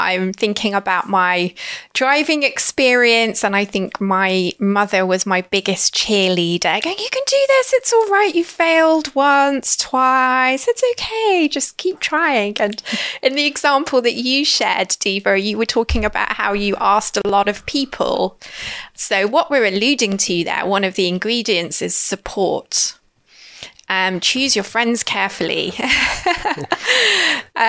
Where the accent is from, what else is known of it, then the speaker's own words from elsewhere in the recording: United Kingdom; now in London, United Kingdom; being British